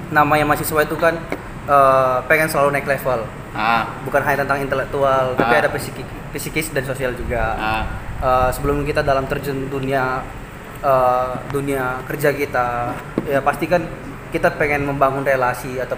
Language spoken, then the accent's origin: Indonesian; Medan, North Sumatra, Indonesia; Saya uh, asli dari Medan.